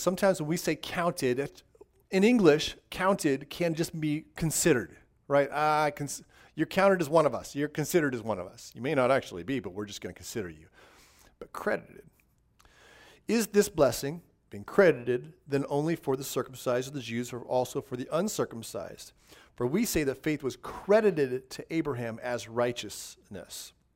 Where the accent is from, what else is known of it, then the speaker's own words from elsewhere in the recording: Southern California, United States; moved away; I grew up in Southern California in the high desert